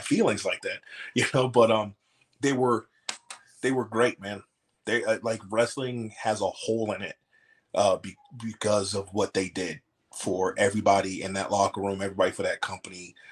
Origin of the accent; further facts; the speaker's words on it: Atlanta, Georgia, United States; I grew up in Atlanta